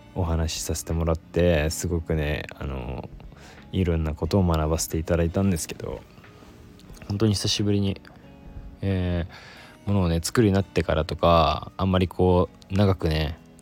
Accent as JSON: {"language": "Japanese", "town": "Yokosuka", "region": "Kanagawa", "country": "Japan", "tie": "born or raised there", "moved": "yes", "said": "私のねあの地元横須賀"}